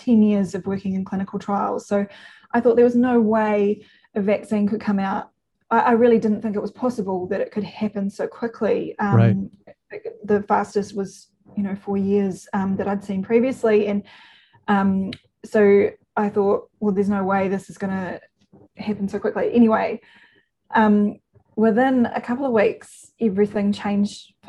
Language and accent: English; New Zealand; I'm a New Zealander